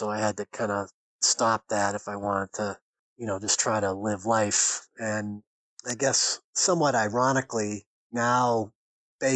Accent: Boston, Massachusetts, United States; now in Ohio, United States; You probably can tell from my accent that I'm originally from Boston. So I'm a native New Englander

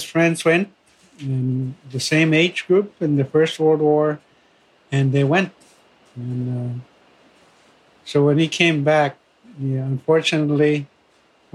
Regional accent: Fort Albany, Ontario, Canada; I am from Fort Albany First Nation

